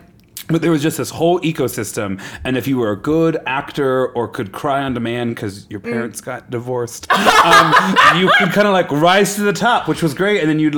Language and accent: English; Lincoln, Nebraska, United States; Lincoln, Nebraska. Love my hometown.